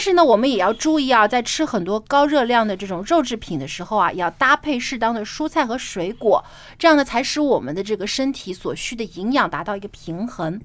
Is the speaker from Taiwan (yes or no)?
no; Jiangsu, China; 我的家乡是在，啊，南方，江苏